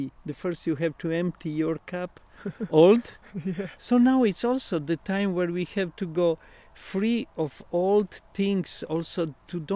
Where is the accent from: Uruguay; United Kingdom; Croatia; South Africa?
Croatia; Istria County; accent: Istro-Venetian; first language Italian (Istro-Venetian dialect); English is a second language; moved away as an adult; also born or lived in Slovenia / Germany / India; my mother language is Italian, this dialect, Istro-Veneto